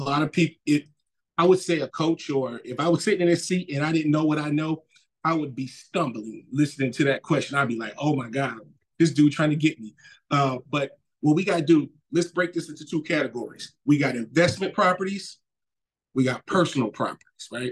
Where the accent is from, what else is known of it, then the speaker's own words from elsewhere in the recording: New Orleans, Louisiana, United States; moved away; also born or lived in Mississippi; I grew up in New Orleans, and the second half of my youth, I kind of lived in Mississippi